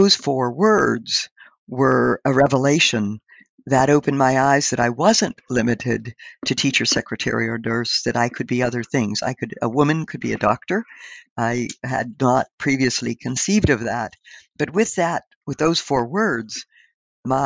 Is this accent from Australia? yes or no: no; Indiana County, Pennsylvania, United States; We grew up on a little subsistence farm in the hills of Pennsylvania, Indiana County, Pennsylvania